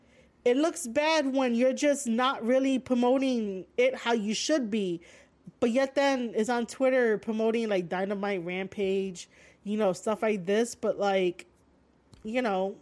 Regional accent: Bronx, New York, United States; I am from Bronx, New York.

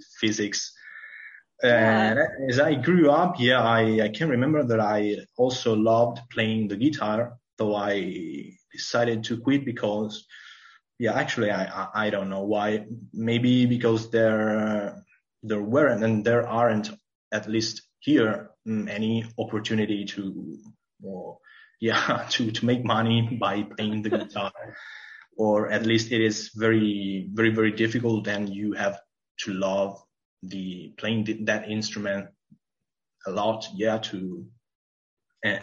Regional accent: Mesagne, Apulia, Italy; English is a second language; moved away as an adult; also born or lived in Pavia / Verona; a small country called Mezzagne

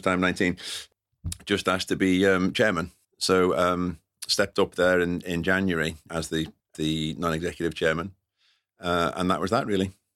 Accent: London, United Kingdom; I'm a North London boy.

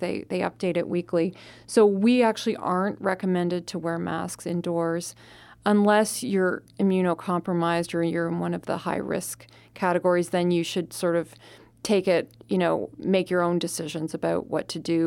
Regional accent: Canada; now in Arizona, United States; I'm from Canada, and I had to go back to Canada partway through the pandemic

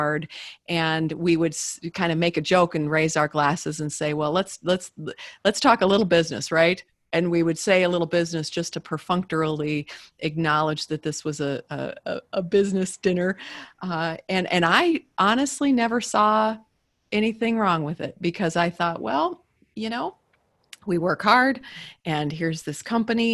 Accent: Midwest, United States; I'm from the Midwest, and I have I was raised from good stock

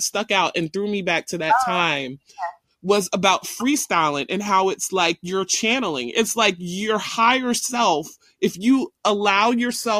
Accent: Philadelphia, Pennsylvania, United States; I'm from Philly

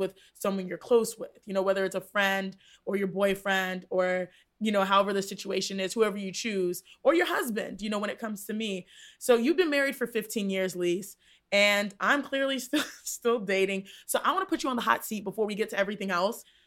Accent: Texas, United States; I grew up in Texas, and so it was a part of our culture growing up

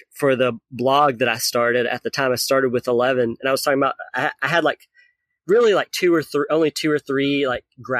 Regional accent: Lawrenceburg, Tennessee, United States; moved away; So I'm originally from Tennessee. It's a really small town in Tennessee. The Lawrenceburg DMV, which is the one in Tennessee that I grew up

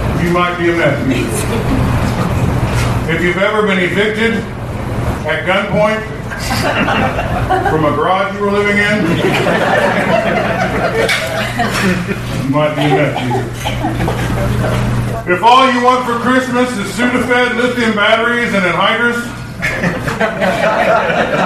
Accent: Southeast Iowa, United States; I am from Southeast Iowa

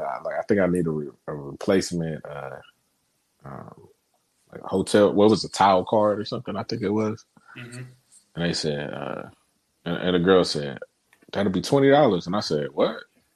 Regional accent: Cleveland, Ohio, United States; I'm from Cleveland

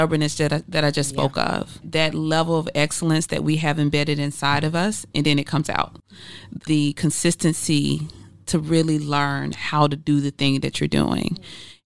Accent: Mississippi, United States; now in Atlanta, United States; the way I was raised in Mississippi

